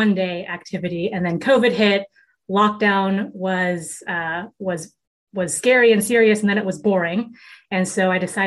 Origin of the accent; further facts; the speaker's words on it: Seattle, Washington, United States; I grew up in Seattle, Washington.